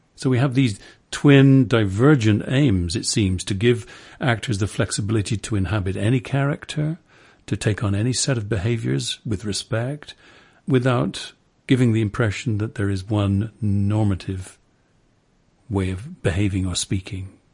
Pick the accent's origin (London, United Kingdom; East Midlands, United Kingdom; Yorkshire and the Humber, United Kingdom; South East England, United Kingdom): London, United Kingdom; as a Londoner